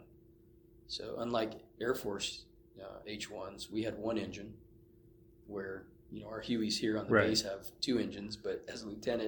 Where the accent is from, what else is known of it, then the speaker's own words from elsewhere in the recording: California, United States; moved away as an adult; also born or lived in Germany / Phoenix, Arizona; We're both from California